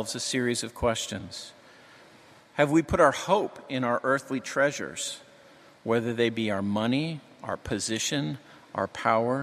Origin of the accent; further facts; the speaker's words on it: New England, United States; I'm from New England.